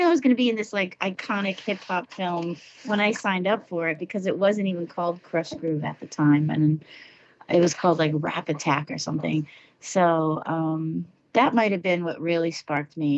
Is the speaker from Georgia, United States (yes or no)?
no; Long Island, New York, United States; where I grew up in New York was on Long Island